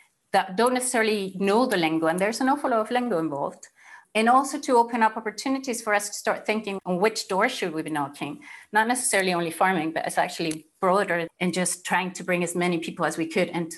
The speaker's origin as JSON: {"language": "English", "country": "Chile", "moved": "as an adult", "lives_now": "Scotland, United Kingdom", "said": "I'm originally from Chile"}